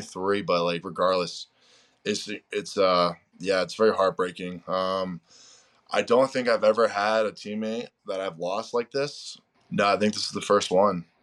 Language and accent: English; Spencer, Massachusetts, United States; moved away as an adult; also born or lived in Maine; now in Baltimore, United States; Spencer, which is my hometown